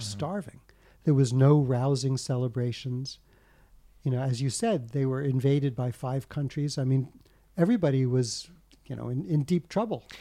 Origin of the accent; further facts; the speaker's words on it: United States; I was born in the States